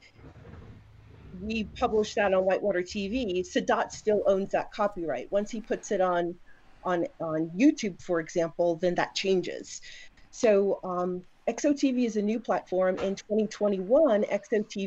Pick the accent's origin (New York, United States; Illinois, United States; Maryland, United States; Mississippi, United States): New York, United States; New York City; moved away; also born or lived in Raleigh, North Carolina; I actually grew up in New York City.